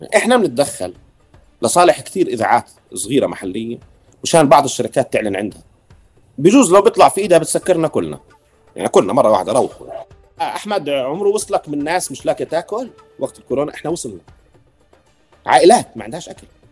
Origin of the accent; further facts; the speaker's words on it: Deir Jarir, West Bank, Palestine; now in Ramallah, Palestine; انا نشأت في دير جرير شرق رام الله